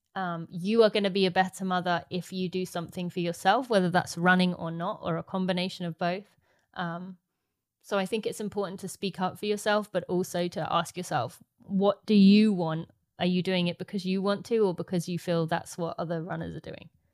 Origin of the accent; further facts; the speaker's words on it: St Albans, East of England, United Kingdom; my hometown in Saint Albans